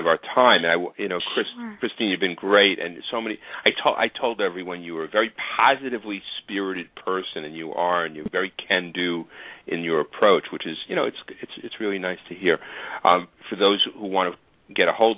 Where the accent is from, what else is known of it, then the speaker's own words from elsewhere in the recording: New York City, New York, United States; my hometown of Staten Island, New York